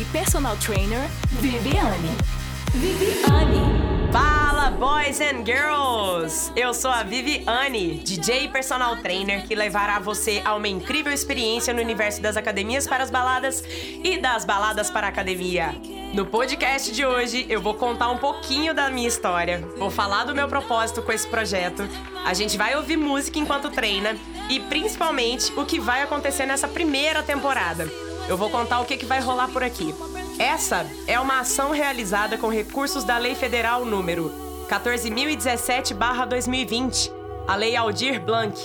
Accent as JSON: {"language": "Portuguese", "town": "Uberlândia", "region": "Minas Gerais", "country": "Brazil", "said": "sou aqui da cidade de Uberlândia, Minas Gerais"}